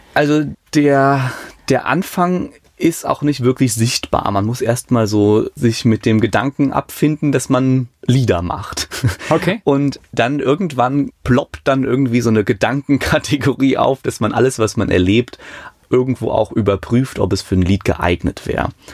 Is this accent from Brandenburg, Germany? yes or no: no; Hambuch, near Münstermaifeld, Rhineland-Palatinate, Germany; also born or lived in Mayen; Mayen in der Eifel, aufgewachsen in Hamburg